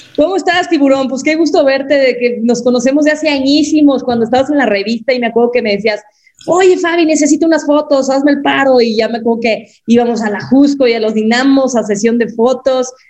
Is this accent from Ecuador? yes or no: no; Mexico; nosotras como mexicanas también tenemos nuestra sangre azteca